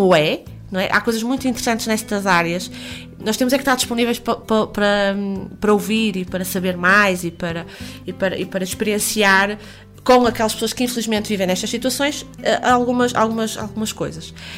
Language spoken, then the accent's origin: Portuguese; Porto, Norte, Portugal; eu nasci no Hospital São João